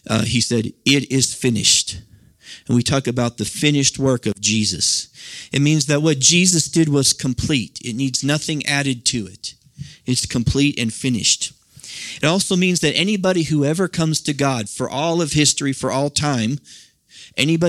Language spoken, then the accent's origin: English; Nebraska, United States; I grew up in the Midwest, as most of you know, out in Nebraska